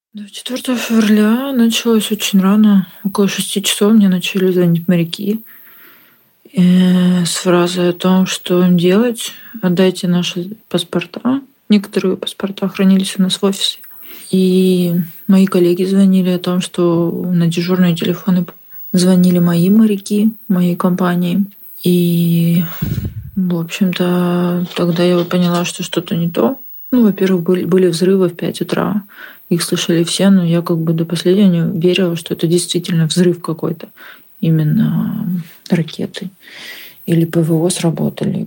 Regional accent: Odesa, Odesa Oblast, Ukraine; also born or lived in Russia; Родилась в Украине, в Винницкой области. Выросла в России. Мои родители переехали туда, когда нас еще не было с братом. И я жила там до второго-третьего класса. Потом мы переехали в Одессу. Сейчас я живу в Одессе, Украина

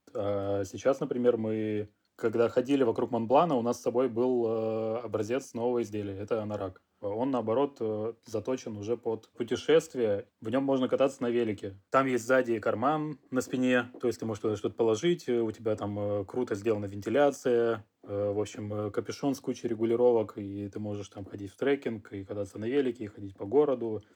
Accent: Russia; moved away as an adult; now in France; я из России

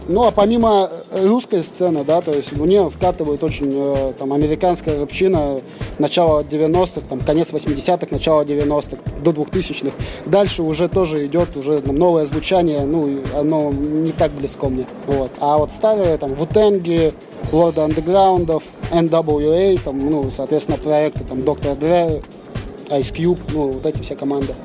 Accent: Novosibirsk, Novosibirsk Oblast, Russia; мы с Пашина

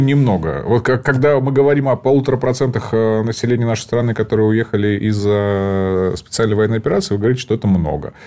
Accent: Donbas, Ukraine; moved away; я сам из Донбасса, я понимаю мотивацию, родился там

